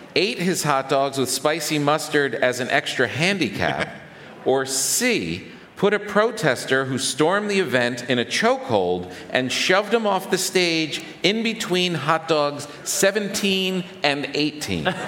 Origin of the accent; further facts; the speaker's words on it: New York, United States; as a New Yorker